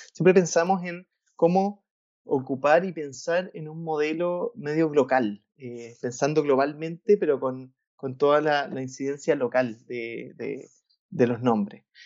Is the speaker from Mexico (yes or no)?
no; Valparaíso, Chile; yo soy de Valparaíso, Valparaíso es una ciudad en Chile que es cercana a, Santiago